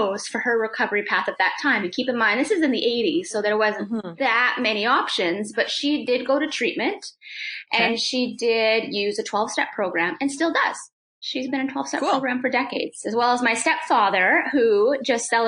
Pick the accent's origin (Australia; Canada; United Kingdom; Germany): Canada; the Prairies; also born or lived in Whitehorse, Yukon; I was born in Whitehorse, Yukon. Yeah. And then I actually grew up in the prairies